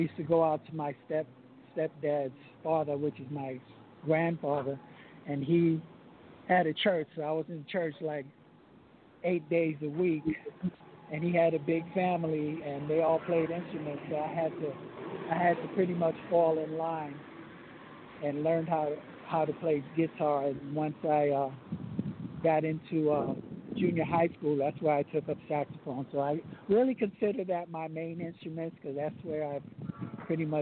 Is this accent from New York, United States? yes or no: yes; New York City, New York, United States; also born or lived in Harlem, New York; now in Jersey City, United States; I'm actually calling from Jersey City, because that's where I reside now, but I represent Brooklyn wherever I go in the world